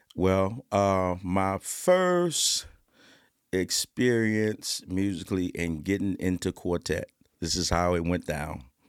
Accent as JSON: {"language": "English", "town": "Suffolk", "region": "Virginia", "country": "United States", "said": "I'm from Suffolk, Virginia"}